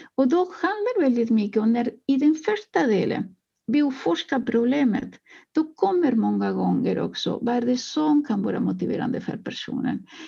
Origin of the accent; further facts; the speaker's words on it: Uruguay; now in Sweden; Jag kommer eh, ursprungligen från Uruguay